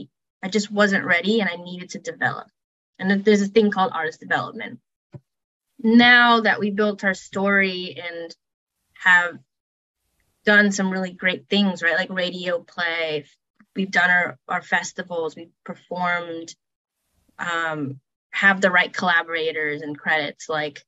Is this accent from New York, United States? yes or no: no; Chicago, Illinois, United States; Yeah, I would say Lollapalooza, just because I'm from Chicago, like that's my home city because of art school.